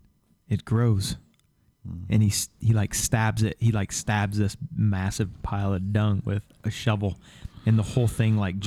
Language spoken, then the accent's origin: English; Kellogg, Idaho, United States; I grew up in Kellogg